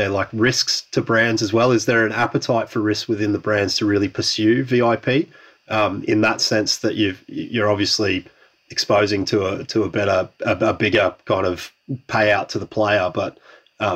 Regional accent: Australia; now in Europe; being an Australian stranded in Europe

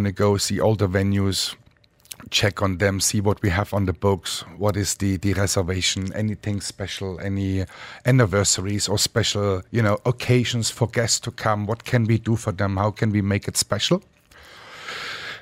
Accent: Dresden, Saxony, Germany; now in Dubai, United Arab Emirates; I grew up in Dresden, Germany, with my mother

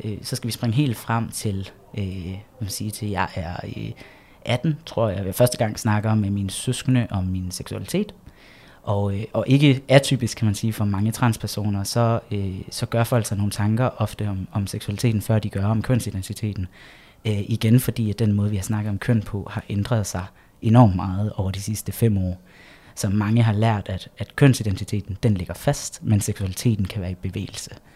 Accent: Egtved, Southern Denmark, Denmark; jeg vokset op i Jylland

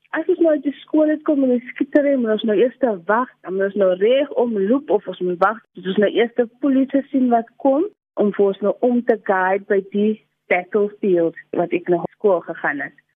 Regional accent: Cape Town, Western Cape, South Africa; also born or lived in Pontevel (birthplace); ek het groot geword daar in in in Dovercourt in Lavendale

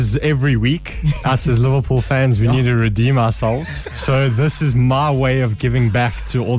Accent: Germiston, Gauteng, South Africa; I'm from Germiston as well.

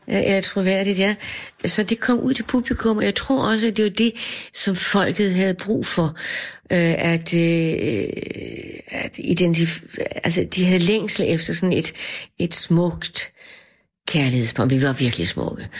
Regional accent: Denmark; for mig var det et- et- et kulturschok som dansker at møde ham

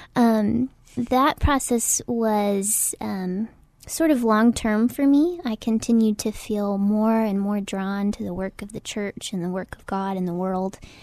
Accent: Oklahoma, United States; moved away as an adult; also born or lived in Waco, Texas; now in San Antonio, United States; I'm originally from Oklahoma

